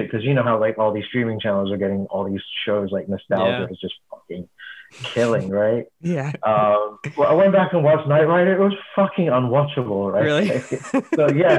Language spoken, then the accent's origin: English; England, United Kingdom; I grew up in England